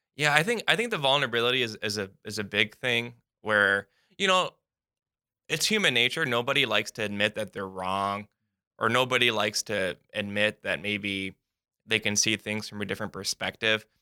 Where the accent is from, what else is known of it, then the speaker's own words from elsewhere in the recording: United States; being an American